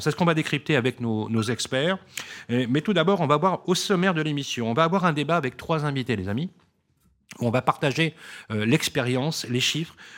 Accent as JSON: {"language": "French", "town": "Lyon", "region": "Auvergne-Rhône-Alpes", "country": "France", "tie": "born or raised there", "moved": "yes", "lives_now": "Paris, France", "said": "j'y suis né. Et eh oui, j'ai grandi ici à Lyon, même si depuis plus de 30 ans, je vis à Paris"}